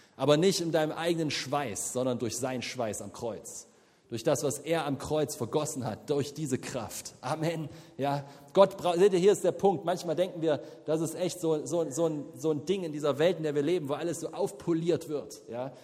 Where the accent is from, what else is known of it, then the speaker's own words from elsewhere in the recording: the East, eastern Germany, Germany; wir kommen aus dem Osten